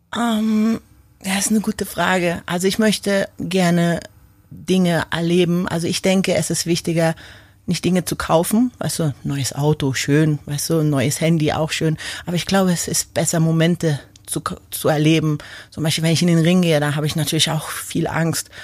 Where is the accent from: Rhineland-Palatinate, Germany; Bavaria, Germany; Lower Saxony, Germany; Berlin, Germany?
Berlin, Germany; moved away as an adult; also born or lived in Munich / London / Tokyo; now in Kleinbiesingen, Germany; ich bin zwar in Berlin geboren, Großstadt, aber dann bin ich nach München, dann bin ich nach London gegangen